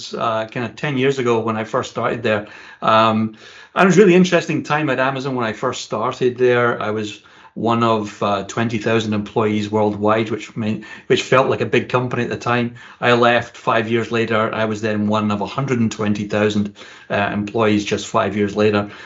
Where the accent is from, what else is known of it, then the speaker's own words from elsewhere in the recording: Scotland, United Kingdom; you can probably tell from my accent that I'm originally from Scotland. And like every good Scottish boy at the age of 16, I started working at a whiskey distillery